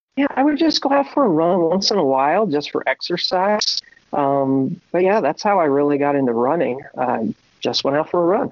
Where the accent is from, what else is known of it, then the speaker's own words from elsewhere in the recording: Ocean City, New Jersey, United States; moved away; Originally, I'm uh, from South Jersey. I'm a beach boy. Grew up on the uh, on the ocean in Ocean City, New Jersey